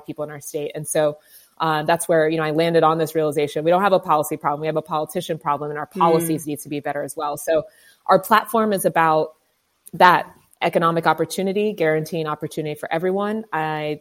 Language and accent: English; Columbus, Ohio, United States; I was born here in Columbus, Ohio, given up for adoption.